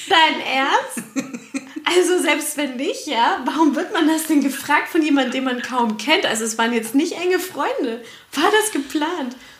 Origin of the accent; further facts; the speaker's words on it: Franconia, Germany; ich bin hier in Franken aufgewachsen